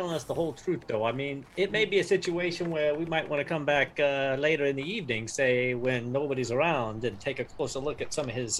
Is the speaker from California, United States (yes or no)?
yes; Los Angeles, California, United States; I am not from New York. I'm from L.A.